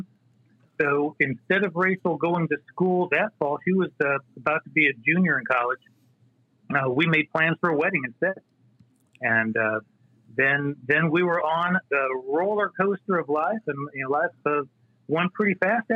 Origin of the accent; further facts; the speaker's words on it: Northeast Ohio, United States; moved away as an adult; also born or lived in Nashville / Indiana / Texas; now in North Carolina, United States; I grew up in Northeast Ohio. My parents moved there when I was 3 years old, and I graduated high school from there